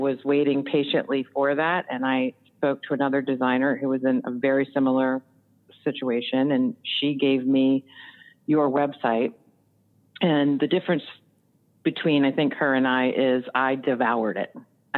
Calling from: Timonium, Maryland, United States; I am calling from Timonium, Maryland. It's about 20 minutes outside of Baltimore, Maryland.

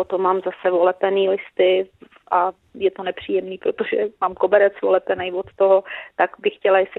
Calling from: South Bohemian Region, Czechia; jsem posluchačka z Jindřichohradecka

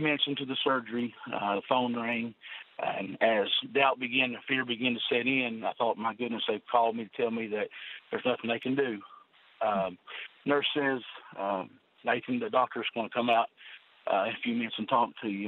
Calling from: Inez, Kentucky, United States; I'm calling from a little town called Inez, Kentucky.

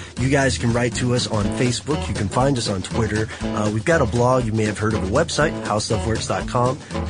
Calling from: Pittsburgh, Pennsylvania, United States

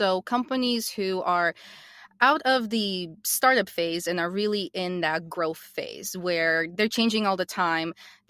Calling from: Atlanta, Georgia, United States; I am the co-founder and chief commercial officer of Porter Logic, and I am calling in from Atlanta, Georgia.

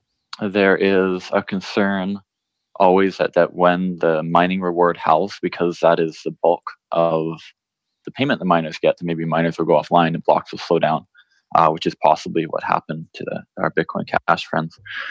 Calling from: Austin, Texas, United States; I'm calling in from Austin, Texas, at my home here, where I'm locked down

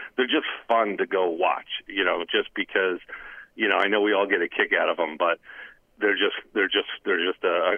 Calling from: Cranford, New Jersey, United States; John, it's … from Cranford.

